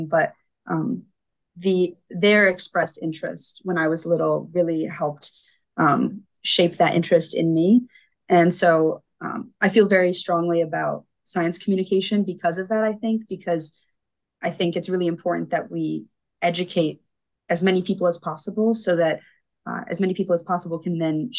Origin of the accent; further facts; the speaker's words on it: Grand Rapids, Michigan, United States; I grew up in Grand Rapids, Michigan.